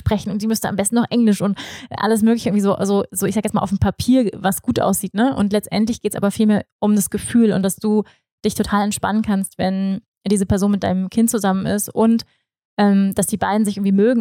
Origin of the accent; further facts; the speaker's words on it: Germany; moved away; als Deutsche, auch ich